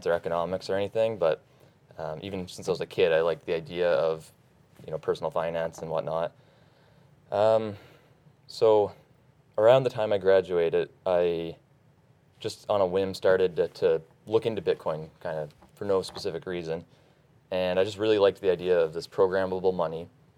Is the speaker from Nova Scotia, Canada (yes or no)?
yes; Nova Scotia, Canada; I'm from Nova Scotia, up in Canada